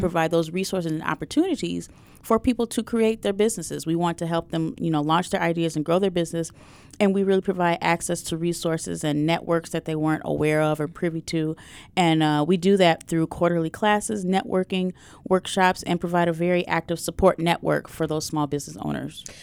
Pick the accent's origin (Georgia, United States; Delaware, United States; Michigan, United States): Michigan, United States; Detroit; that's my hometown. That's where, where I grew up.